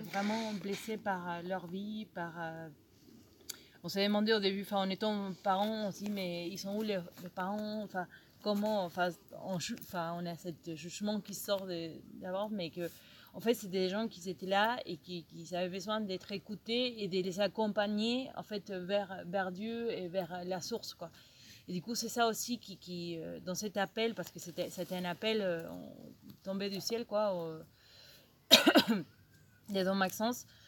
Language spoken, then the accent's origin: French; Argentina; French is a second language; moved away as an adult; also born or lived in Marseille, France; now in Lourdes, France; je suis d'origine argentine, je suis en France depuis